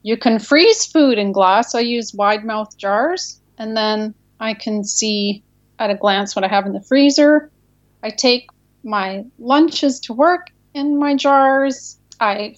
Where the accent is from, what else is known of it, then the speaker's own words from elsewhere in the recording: Canada; now in United States; We're Canadian, but we live in the U.S.